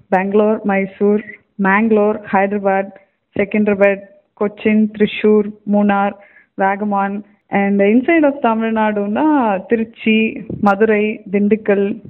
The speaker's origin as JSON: {"language": "Tamil", "town": "Chennai", "region": "Tamil Nadu", "country": "India", "tie": "born or raised there", "said": "நான் பிறந்து வளர்ந்தது எல்லாமே சென்னை தான்"}